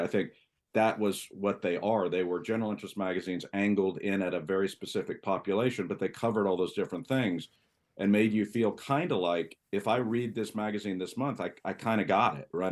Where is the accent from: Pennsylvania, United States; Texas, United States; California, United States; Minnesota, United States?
Texas, United States; San Antonio; I grew up in Texas, uh, in San Antonio, a pretty sophisticated town, but, you know, not New York.